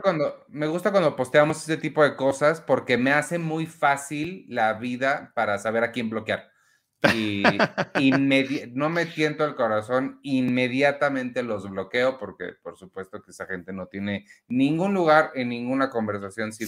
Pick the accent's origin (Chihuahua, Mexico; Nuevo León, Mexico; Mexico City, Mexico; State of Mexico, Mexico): Mexico City, Mexico; nosotros somos son mexicanos mexicanos, mexicanos de la Ciudad de México